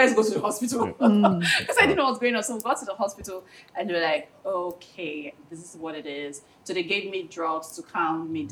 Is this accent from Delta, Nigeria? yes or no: yes; Delta, Nigeria; moved away; I'm from Delta State